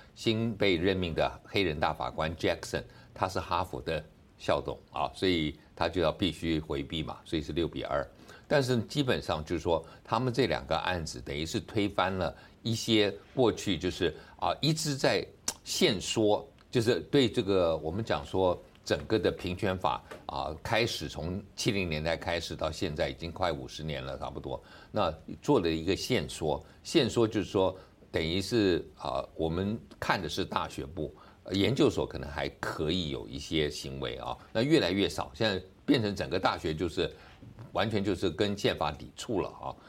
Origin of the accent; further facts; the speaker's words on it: Taipei, Taiwan; 我是台北人